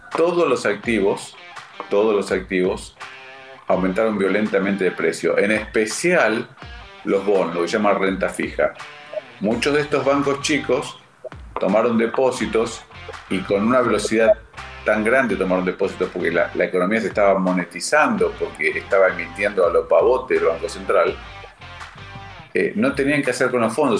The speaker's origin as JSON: {"language": "Spanish", "country": "Argentina", "said": "como los argentinos que somos líderes mundiales en el tema"}